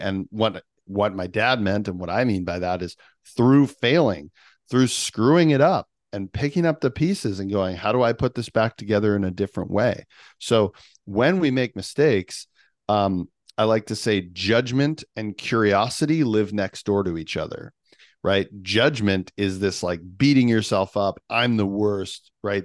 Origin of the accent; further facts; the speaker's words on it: Canada; I'm Canadian